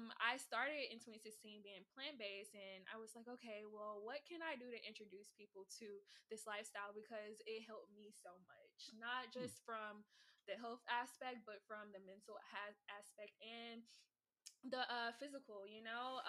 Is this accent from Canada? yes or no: no; Houston, Texas, United States; I'm Houston born and raised.